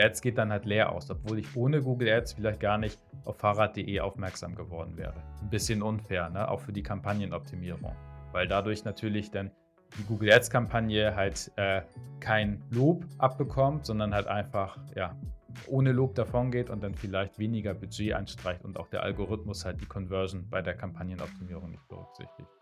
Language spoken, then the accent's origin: German; Hamburg, Germany; ich komme aus Hamburg, also aus Norddeutschland, äh, bin auch in Norddeutschland geboren, bin aus Norddeutschland nicht wirklich weggekommen, nicht weggezogen